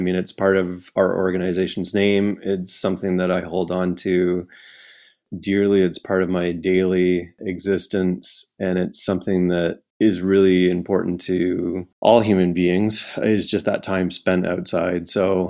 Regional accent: Drumheller, Alberta, Canada; born there; also born or lived in Calgary / Fort McMurray / Toronto / Winnipeg; So I was born in the Badlands of Drumheller, Alberta, but it was only the first 2 years of my life there. So I don't really remember too much.

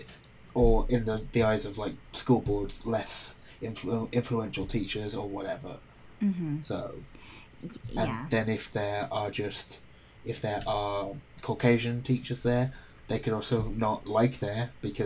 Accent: United Kingdom

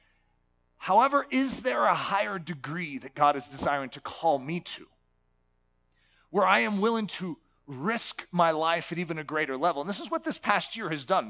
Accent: United States; being an American Christian

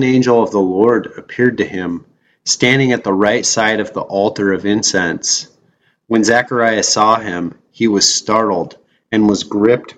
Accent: Wyoming, United States; I grew up in Wyoming

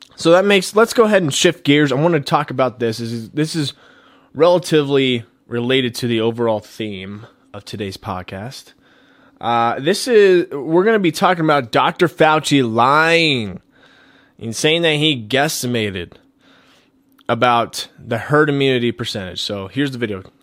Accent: Colorado, United States; back here into my home state, Colorado

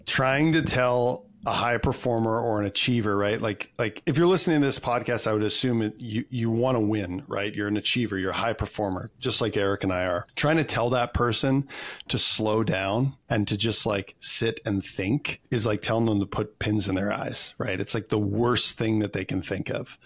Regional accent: Canada; I'm a Canadian kid, so of course I played hockey

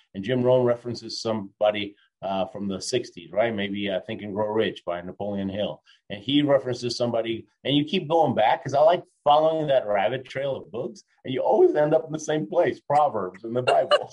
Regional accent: Argentina; moved away; also born or lived in Houston, Texas, United States; I was born in Argentina, came to the state, I'm an immigrant, right? I, I lived in Houston, Texas.

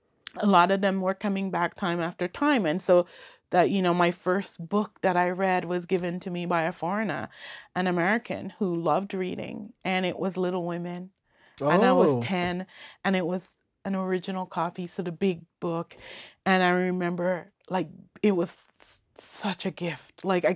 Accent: Bequia, Grenadines, St. Vincent & Grenadines; born there; And I was born on Bekwe.

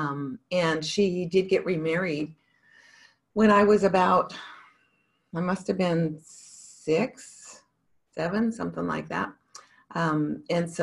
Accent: Montana, United States; I grew up in Montana

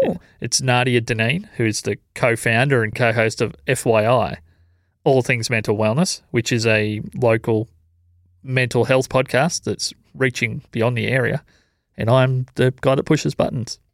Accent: Corryong, Victoria, Australia; moved away; I grew up in Coryong

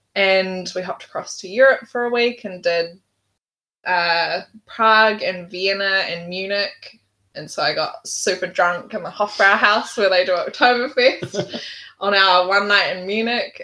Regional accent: Auckland, New Zealand; also born or lived in England; I was born in England, but very quickly moved back to New Zealand, where my parents were from. They had me while they were on an OE, so not sure that was like super in the plans. But um, yeah, and then I've just lived in Auckland all my life. Grew up on the shore

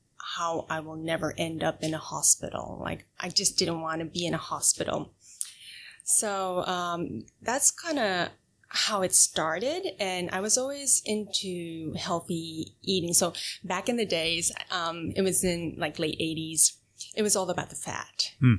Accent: Japan; English is a second language; also born or lived in United States; I was born in Japan. Okay. I was in the States for 4 years when I was in kindergarten, and then I went back to Japan to go through all the education system in Japan.

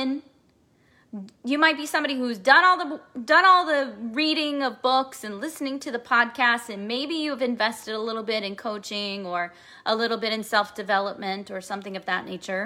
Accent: Kansas City, Missouri, United States; I am from Kansas City, Missouri, the heart of America

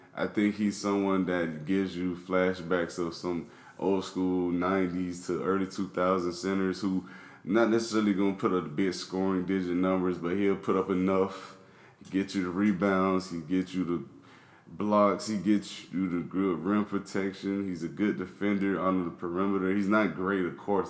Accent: Miami, Florida, United States; I'm from Miami

